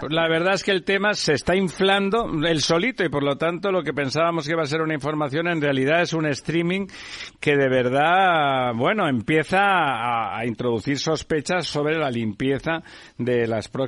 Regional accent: Barcelona, Catalonia, Spain; yo soy catalán también

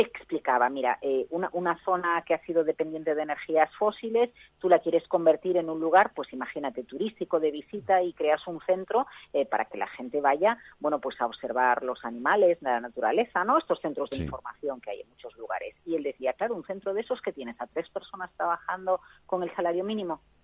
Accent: Galicia, Spain; moved away; somos muchos los gallegos que estamos fuera de Galicia

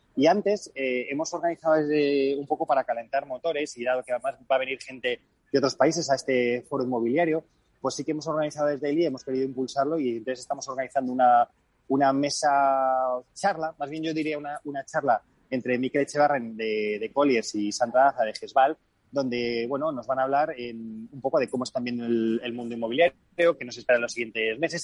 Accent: Spain; los que somos españoles

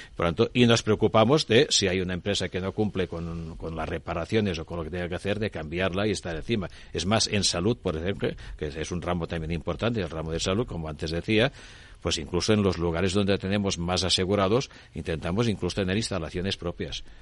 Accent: Spain; somos españoles y estamos en Europa

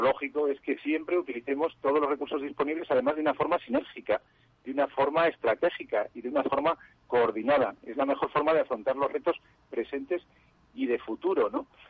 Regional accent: Zaragoza, Aragon, Spain; se ha celebrado en mi tierra, ¿no? En Zaragoza

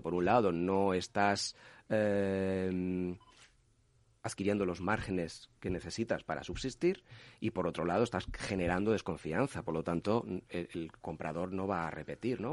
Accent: Castilla-La Mancha, Spain; como manchego que soy

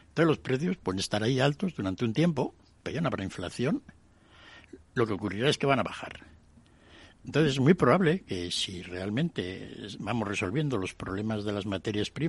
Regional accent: Spain; Sí que de todas formas los españoles teníamos que haber sacado más

